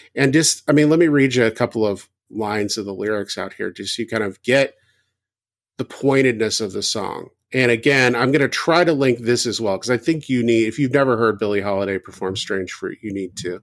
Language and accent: English; the South, United States; I grew up in the South.